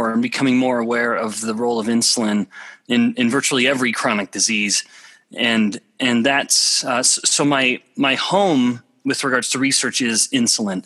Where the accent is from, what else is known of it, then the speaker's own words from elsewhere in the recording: Alberta, Canada; moved away as an adult; also born or lived in Russia; I'm from a very small town in Alberta, Canada, population about 1,000 people